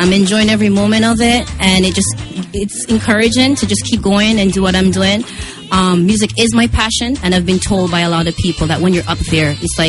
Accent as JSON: {"language": "English", "country": "Jamaica", "moved": "yes", "lives_now": "Montreal, Canada", "said": "I'm from Jamaica, but I speak French."}